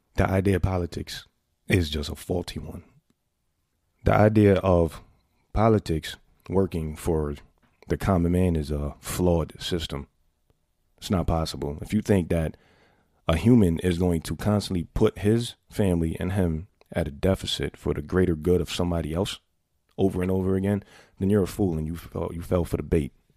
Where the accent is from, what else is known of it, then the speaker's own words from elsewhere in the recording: New York City, New York, United States; a New Yorker born and raised in the Bronx